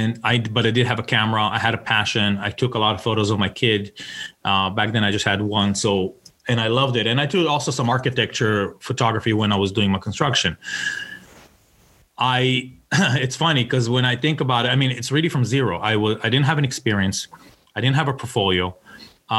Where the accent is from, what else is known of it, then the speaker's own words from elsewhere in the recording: Tel Aviv, Tel Aviv District, Israel; moved away as an adult; now in United States; I'm originally from Tel Aviv